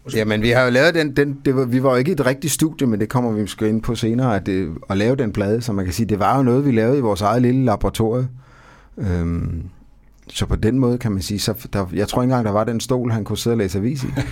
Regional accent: Odense, Southern Denmark, Denmark; jeg er ikke fra Fredericia. Jeg, jeg er fra Odense

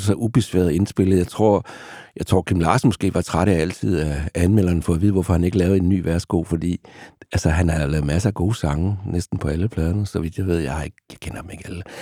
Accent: Vejle, Southern Denmark, Denmark; jeg voksede op i Vejle i, i, i den provins

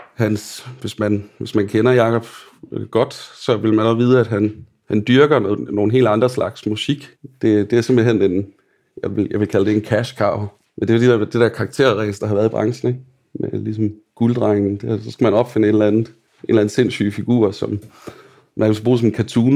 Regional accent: Billund, Southern Denmark, Denmark; Og jeg er opvokset i Bilund

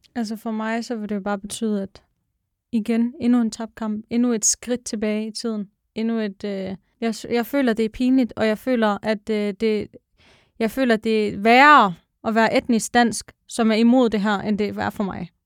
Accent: Denmark; jeg er dansker

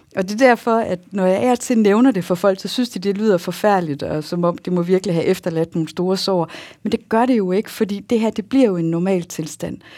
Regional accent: Jutland, Denmark; accent: Jutlandic; also born or lived in Bellevue; jeg er jo jyde

